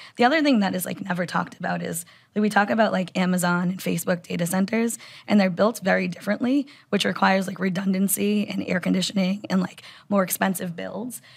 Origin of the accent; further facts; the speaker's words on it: United States; I'm an American